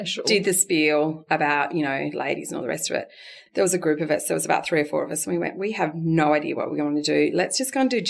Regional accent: Walgett, New South Wales, Australia; now in Narrabri, Australia; I'm from Walgett

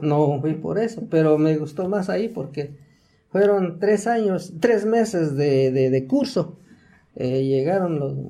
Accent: Chalmita, Hidalgo, Mexico; Soy, de Chalmita

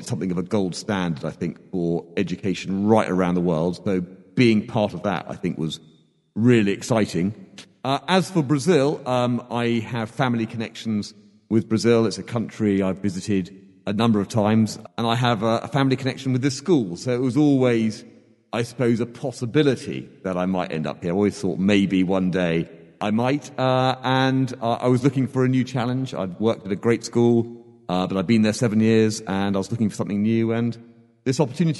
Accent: Hong Kong; born there; I was born in Hong Kong. You know where that is, Hong Kong?

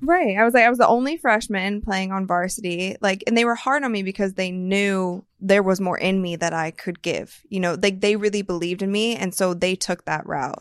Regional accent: Akron, Ohio, United States; I'm from Akron

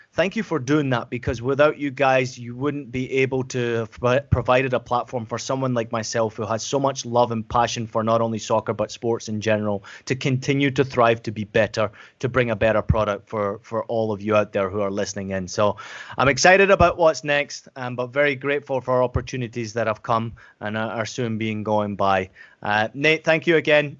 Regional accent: Scotland, United Kingdom; accent: Scottish; moved away; also born or lived in San Diego, United States / Germany / Portland, United States; I grew up in Scotland, as, as I've mentioned before

